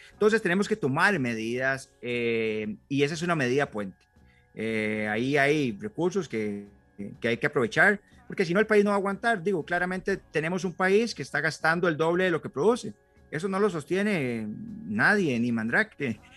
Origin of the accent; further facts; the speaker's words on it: San Mateo, Alajuela, Costa Rica; moved away as an adult; now in Palmares, Costa Rica; soy oriundo de San Mateo y tengo 10 años de vivir en, en, Palmares